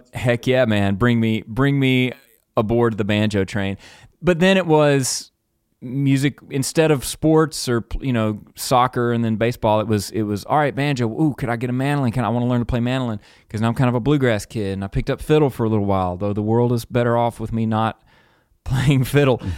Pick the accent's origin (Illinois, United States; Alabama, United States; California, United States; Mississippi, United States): Mississippi, United States; growing up in Mississippi